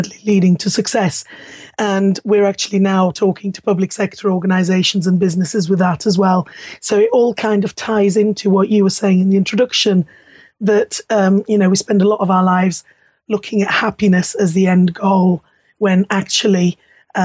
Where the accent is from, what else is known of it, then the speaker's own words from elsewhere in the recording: Luxembourg; moved away; being Italian and German, growing up in Luxembourg and then ending up 10 miles away from you are now.